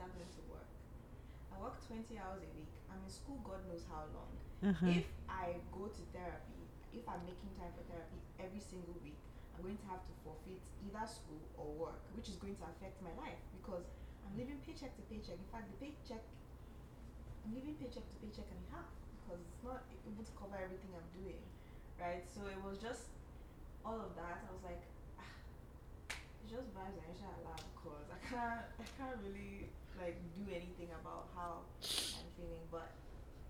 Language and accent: English; Nigeria; now in Canada; being a Nigerian in Canada